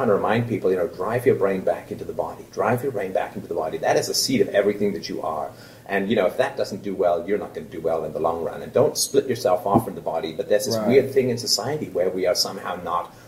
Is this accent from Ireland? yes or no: no; England, United Kingdom; now in Canada; I grew up in England